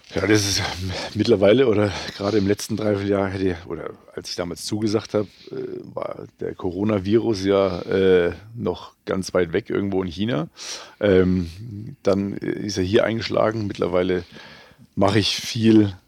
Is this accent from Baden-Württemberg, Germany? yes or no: no; Bayreuth, Bavaria, Germany; bei uns in Bayreuth